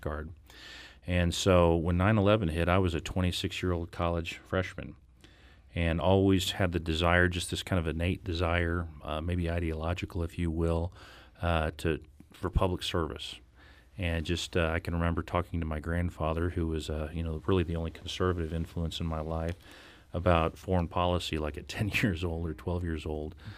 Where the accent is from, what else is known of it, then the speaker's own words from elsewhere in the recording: Blue Springs, Missouri, United States; moved away as an adult; also born or lived in St. Louis, Missouri; I graduated from Blue Springs High School